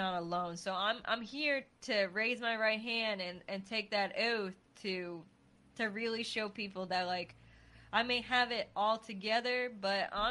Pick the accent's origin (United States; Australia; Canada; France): United States; New England; moved away; I'm from New England